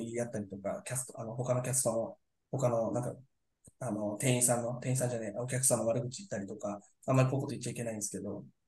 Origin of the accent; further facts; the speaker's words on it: Yokohama, Kanagawa, Japan; 僕も多分、えっと、みんなが嫌いなタイプの横浜の人間だと思います